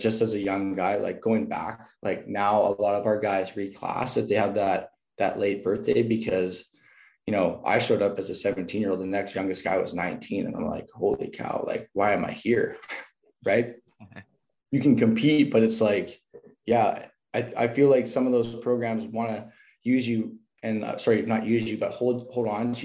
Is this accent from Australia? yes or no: no; Canada; moved away as an adult; also born or lived in Arkansas; when you walk into the American world as a Canadian, you're a little bit of a black sheep